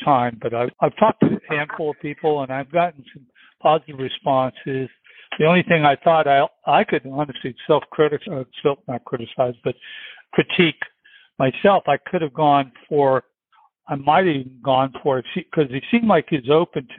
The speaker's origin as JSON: {"language": "English", "region": "Florida", "country": "United States", "moved": "yes", "said": "I'm from Florida and sold real estate there for 20 years"}